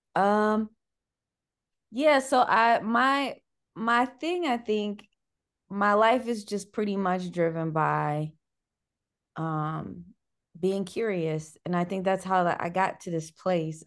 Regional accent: Cleveland, Ohio, United States; I'm from Cleveland

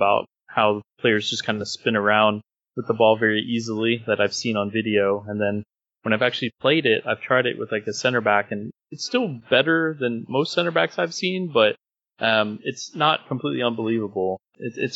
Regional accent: Indonesia; I was born in Indonesia

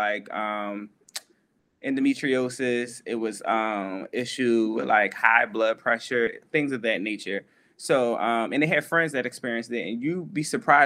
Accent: Philadelphia, Pennsylvania, United States; coming from Philadelphia, like the hood, like, well, the hood and like a good neighborhood, because I grew up in Two Folks

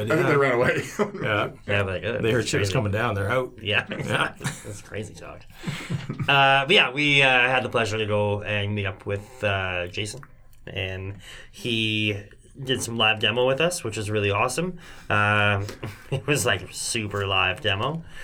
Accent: Canada; I'm a I'm a Canadian. I don't have a passport.

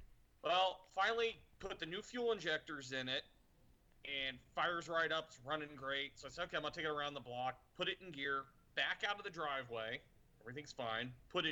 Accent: East Coast, United States; So I grew up on the East Coast, and generally in the summer, water tends to be like.

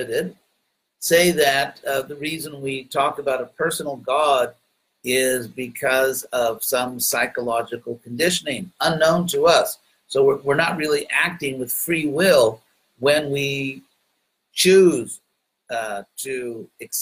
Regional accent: United States; accent: American; a very heavy American accent. But since I'm an American

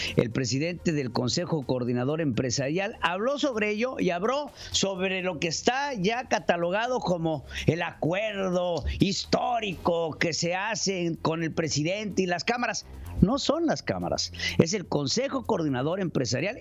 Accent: Mexico; nosotros tenemos que abrir los ojos como mexicanos

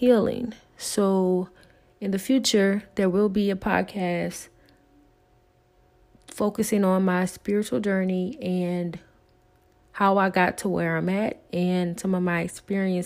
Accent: the South, United States; accent: Southern; I am from the South, as you may hear in my accent

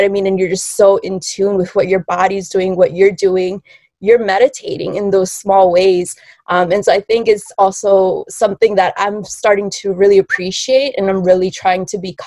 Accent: Bolivia; moved away; I'm originally from Bolivia

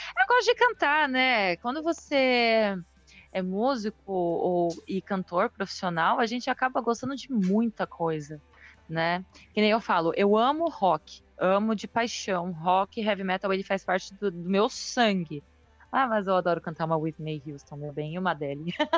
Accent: São Paulo, Brazil; also born or lived in São Bernardo do Campo; now in Praia Grande, Brazil; eu nasci em São Paulo

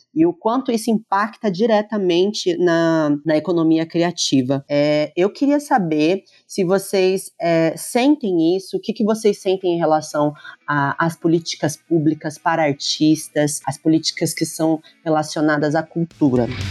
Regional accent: Lorena, São Paulo, Brazil; eu sou de Lorena

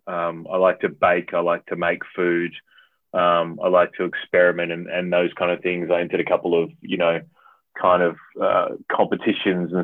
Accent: South Australia, Australia; moved away as an adult; also born or lived in Adelaide / Perth / Brisbane / Vancouver; now in Melbourne, Australia; I'm originally from South Australia. So I haven't lived in SA for around 10 or 11 years at least now

